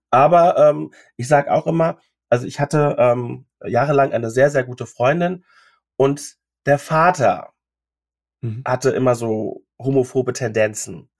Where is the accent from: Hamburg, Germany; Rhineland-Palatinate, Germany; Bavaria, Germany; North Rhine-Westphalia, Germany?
Rhineland-Palatinate, Germany; Mainz; ich komme aus Mainz